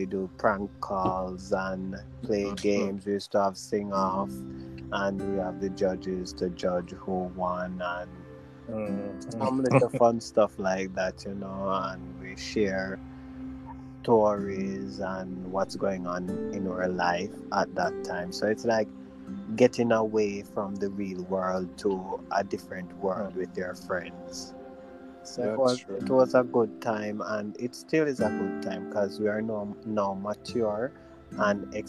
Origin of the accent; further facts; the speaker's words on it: Jamaica; we're from Jamaica